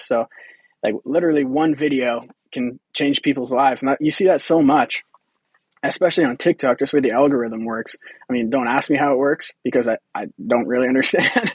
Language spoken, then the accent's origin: English; Humboldt, Saskatchewan, Canada; I'm from Humboldt uh, in Saskatchewan here, so local